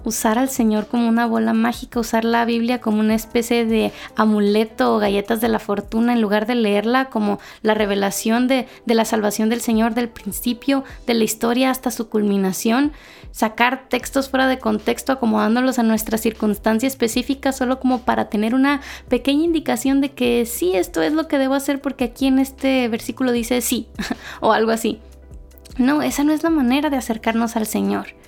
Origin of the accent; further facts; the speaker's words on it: Mexico; moved away as an adult; now in Guatemala; yo ahora soy mexicana, pero vivo en Guatemala